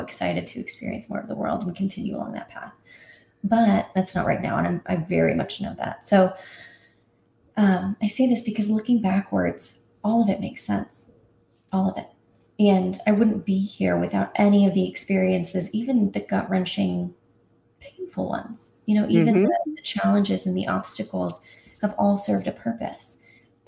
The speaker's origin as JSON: {"language": "English", "region": "Indiana", "country": "United States", "tie": "born or raised there", "said": "I grew up in Indiana"}